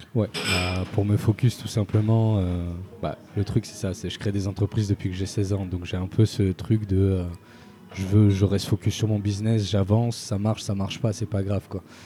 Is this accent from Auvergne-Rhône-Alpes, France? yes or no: no; Marseille, Provence-Alpes-Côte d'Azur, France; j'ai grandi à Marseille une bonne partie de ma vie, pendant toute mon adolescence